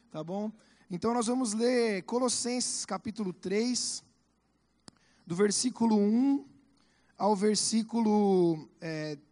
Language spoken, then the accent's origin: Portuguese; Curitiba, Paraná, Brazil; É, então, eu sou de Curitiba.